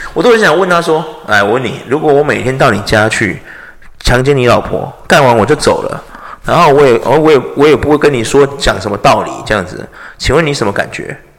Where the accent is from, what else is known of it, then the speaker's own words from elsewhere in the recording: Taiwan; 我是一个台湾人啦